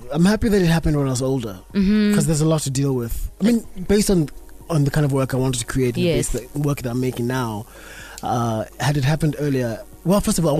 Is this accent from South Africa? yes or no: yes; Alice, Eastern Cape, South Africa; I was born in Alice.